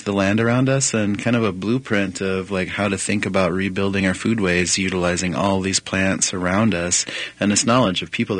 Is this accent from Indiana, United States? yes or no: no; Pine Ridge Reservation, South Dakota, United States; moved away; growing up on Pine Ridge Reservation in South Dakota